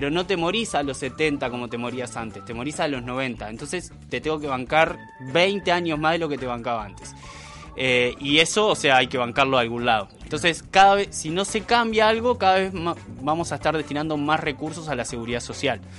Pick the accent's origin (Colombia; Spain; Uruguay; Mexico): Uruguay; es un problema que tenemos como sociedad uruguaya, que el uruguayo tiende a valorar mucho más al viejo que al niño